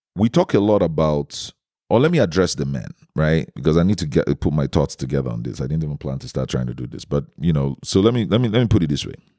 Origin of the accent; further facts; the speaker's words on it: Nigeria; my home country in Nigeria